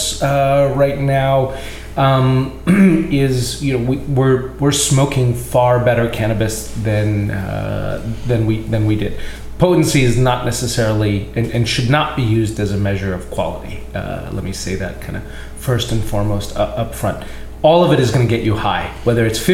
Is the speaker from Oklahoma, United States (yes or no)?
no; East Brunswick, New Jersey, United States; I'm originally a New Jersey boy. I grew up here in East Brunswick